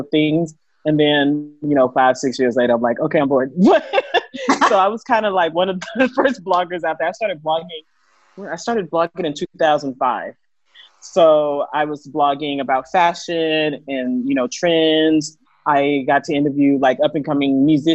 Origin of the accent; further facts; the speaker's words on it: Houston, Texas, United States; moved away as an adult; now in Koh Phangan, Thailand; I'm from Houston, Texas, you know, very popular city right now. And I'm currently in Koh Phangan, Thailand.